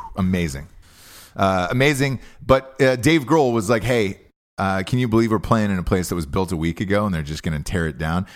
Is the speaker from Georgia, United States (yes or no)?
yes; Atlanta, Georgia, United States; moved away; I'm from Atlanta, uh, originally